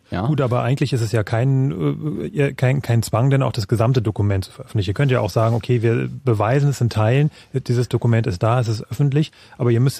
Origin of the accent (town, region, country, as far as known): Germany